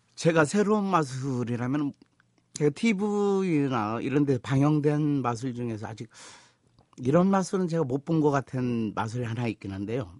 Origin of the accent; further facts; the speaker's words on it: North Jeolla, South Korea; 제가 전라북도 출신입니다.